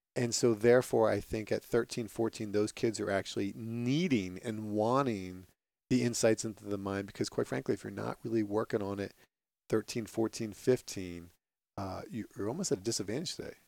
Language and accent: English; Phillipsburg, New Jersey, United States; As a little kid growing up in the sports intense town of Phillipsburg, New Jersey